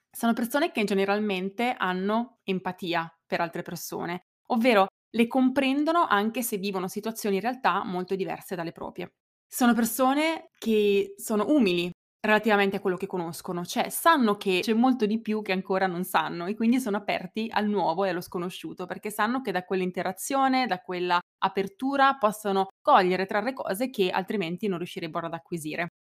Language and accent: Italian; Italy; è americano, io italiana, lui è cresciuto in mille posti diversi del mondo, io fino a 18 anni nel mio paesino di 7000 abitanti senza mai viaggiare